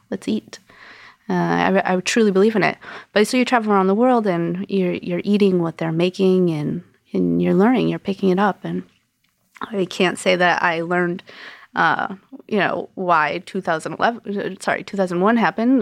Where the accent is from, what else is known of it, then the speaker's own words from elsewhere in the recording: Connecticut, United States; moved away as an adult; also born or lived in New York City / Brooklyn; now in New York, United States; I'm from Connecticut. I moved to New York in two thousand